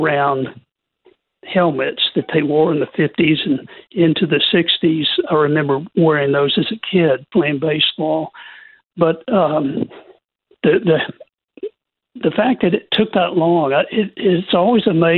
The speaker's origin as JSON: {"language": "English", "town": "Houston", "region": "Texas", "country": "United States", "tie": "born or raised there", "said": "I grew up in Houston"}